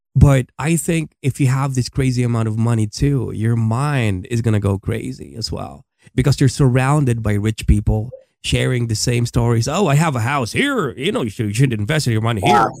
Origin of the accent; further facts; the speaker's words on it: Philippines; moved away as an adult; my country in the Philippines.